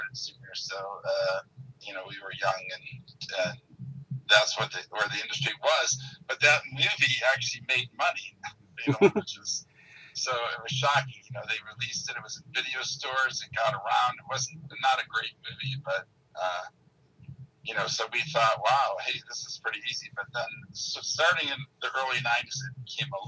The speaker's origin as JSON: {"language": "English", "town": "Detroit", "region": "Michigan", "country": "United States", "tie": "born or raised there", "moved": "as an adult", "lives_now": "Los Angeles, United States", "said": "I am from, born and raised in Detroit, Michigan"}